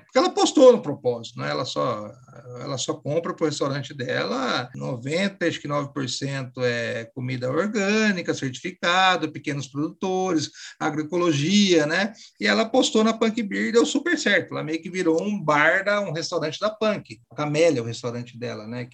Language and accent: Portuguese; Bauru, São Paulo, Brazil; na minha cidade mesmo, que eu sou de Bauru, né? Uma cidade de médio porte aqui no interior de São Paulo